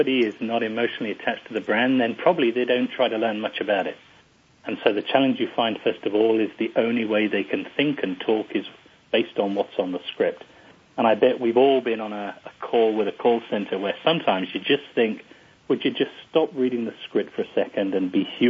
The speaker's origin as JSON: {"language": "English", "region": "England", "country": "United Kingdom", "said": "I as an English person"}